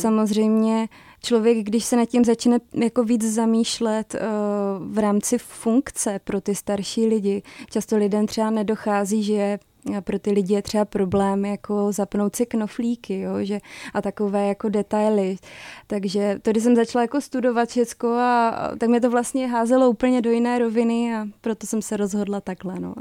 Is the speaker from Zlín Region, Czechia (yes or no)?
yes; Zlín, Zlín Region, Czechia; moved away as an adult; now in Prague, Czech Republic; pocházím ze Zlína, že jsem mohla být ty tři roky blíž rodině